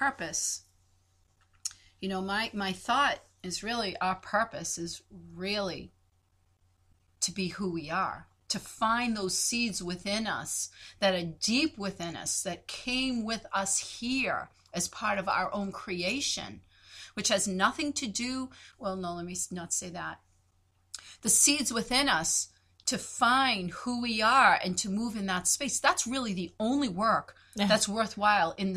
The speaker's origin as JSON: {"language": "English", "town": "Boston", "region": "Massachusetts", "country": "United States", "accent": "Boston", "said": "my Boston accent"}